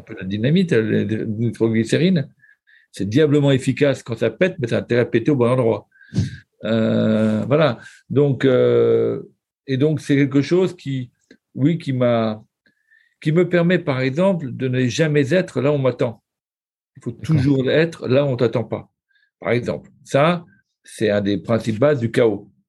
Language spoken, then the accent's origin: French; France; accent: Frenchie; avec mon accent de Frenchie